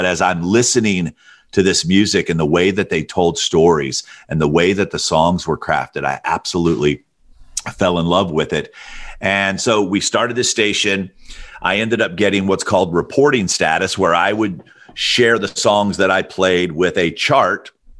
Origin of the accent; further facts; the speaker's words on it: Alabama, United States; I thought to myself, I'm like, okay, I grew up in Alabama. I knew who … was.